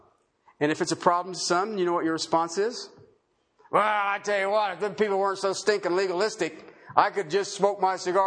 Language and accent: English; United States; in America as American citizens